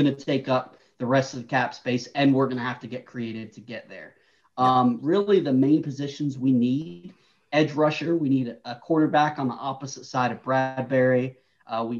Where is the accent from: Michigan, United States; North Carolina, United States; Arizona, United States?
North Carolina, United States; also born or lived in New York; I was born in New York, but I grew up in North Carolina